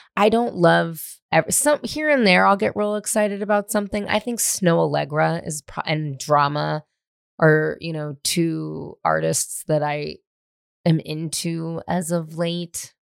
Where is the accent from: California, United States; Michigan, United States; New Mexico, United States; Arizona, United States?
California, United States; Marin County; now in Los Angeles, United States; I was born and raised in Marin County